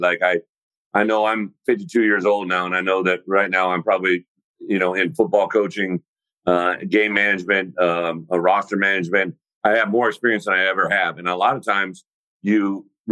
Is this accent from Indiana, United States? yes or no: no; Illinois, United States; moved away as an adult; also born or lived in Wisconsin / Arkansas; And then to be here in Illinois, in my home state, this is where I grew up, right? I played Illinois high school football.